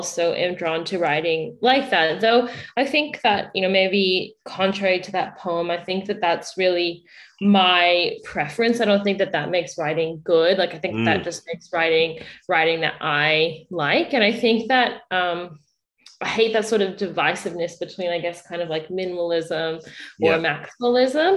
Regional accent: United States; moved away as an adult; now in Australia; So I'm from the US, moved here

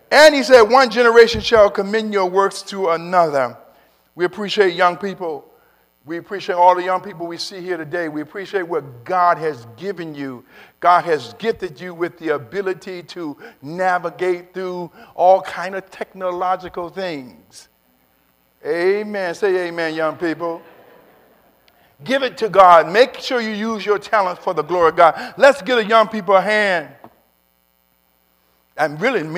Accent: Kansas City, Missouri, United States; It's my home state and home city

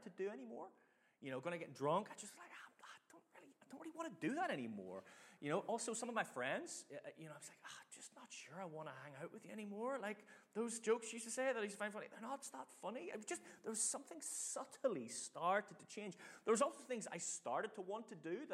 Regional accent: Northern Ireland, United Kingdom; now in Manchester, United Kingdom; I grew up in Northern Ireland

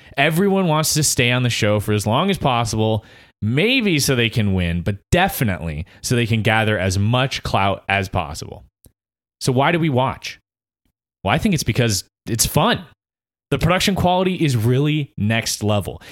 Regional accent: Easley, South Carolina, United States; I'm a podcaster from Easley

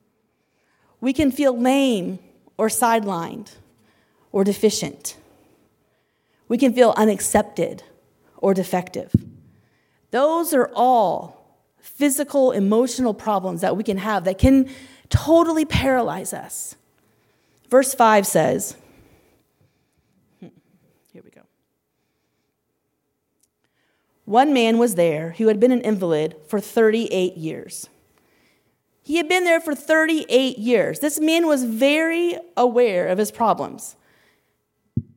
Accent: Indiana, United States; moved away as an adult; now in India; We're from Indiana

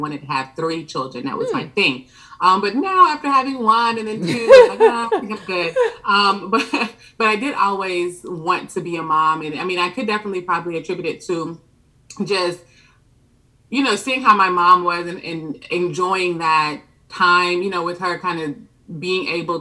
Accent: Atlanta, Georgia, United States; also born or lived in Brooklyn, New York / Jamaica (ancestry); I was originally born in Brooklyn, New York, but my parents moved to Atlanta when I was about 5 years old

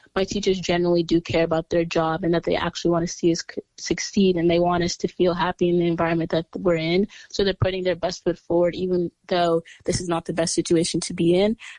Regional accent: New York City, New York, United States; I'm from Brooklyn, New York, and I go to the Chapin School on the Upper East Side.

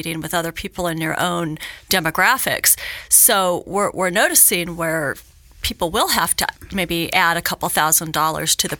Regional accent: Hawthorne, Nevada, United States; now in Reno, United States; I'm born and raised in Northern Nevada. I grew up in Hawthorne, so I know rural Nevada very mm. well. I've lived in Reno for over 30 years

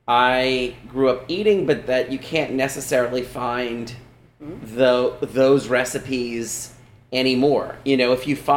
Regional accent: Louisiana, United States; as Cajun people, we take the simplest things and we make something really good from it by treating it the right way.

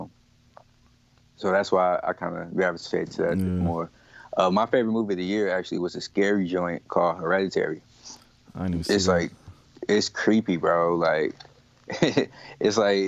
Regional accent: Chicago, Illinois, United States; I'm from Chicago.

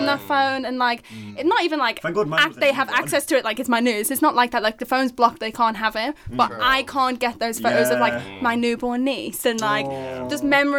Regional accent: Liverpool, North West England, United Kingdom; And as a Scouser, like

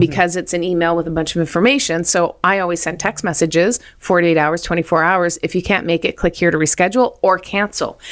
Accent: New Brunswick, Canada; moved away; I'm from New Brunswick

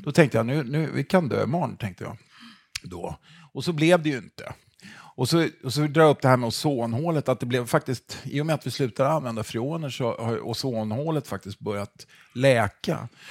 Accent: Stockholm, Stockholm County, Sweden; jag är en kille från Stockholm

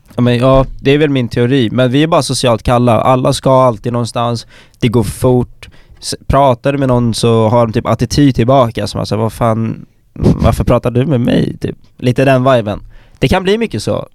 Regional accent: Stockholm, Stockholm County, Sweden; moved away as an adult; now in Umeå, Sweden; jag är uh, gruppens stockholmare. Jag växte upp i storstan

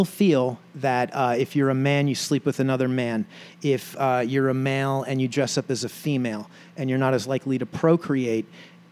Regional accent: New York City, New York, United States; moved away; also born or lived in New Jersey; I grew up in New York City, and I grew up as a New York Yankees fan

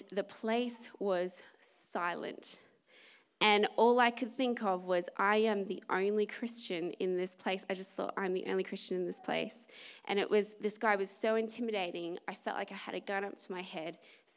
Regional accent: Australia; I'm Australian

